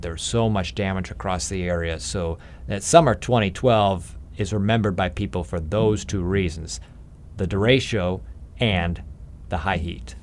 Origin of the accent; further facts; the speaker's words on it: Illinois, United States; I grew up in Illinois